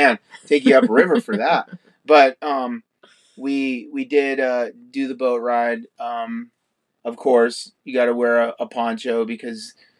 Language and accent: English; New York, United States; I was born in New York